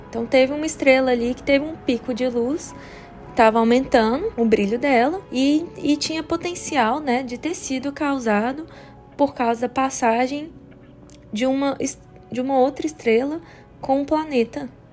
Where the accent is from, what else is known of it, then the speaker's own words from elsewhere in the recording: Brazil; moved away as an adult; also born or lived in Canada; now in Washington, D.C., United States; eu cresci a minha vida toda no Brasil